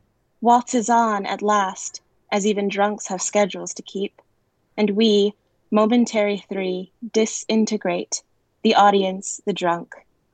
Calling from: Beijing, China; I'm calling from Beijing.

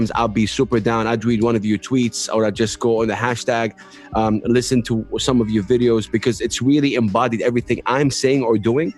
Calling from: Saudi Arabia; moved away; I moved from Saudi to the UAE, where I'm calling you from now

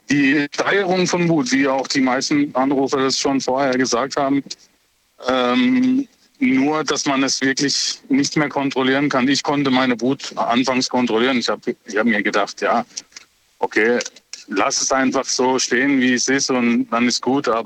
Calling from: Offenburg, Baden-Württemberg, Germany; Ich komme aus Offenburg.

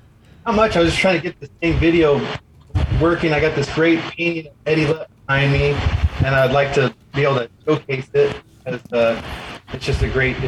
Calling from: Huntington Beach, California, United States; I'm coming in from Huntington Beach, Southern California.

